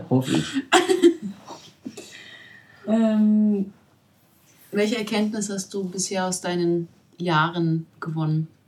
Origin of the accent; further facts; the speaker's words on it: Baden-Württemberg, Germany; Ah, ja klar, ich bin Schwabe.